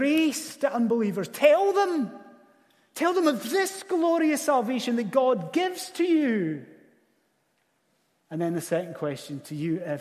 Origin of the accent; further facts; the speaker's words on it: Scottish Highlands, Scotland, United Kingdom; as a Scottish Highlander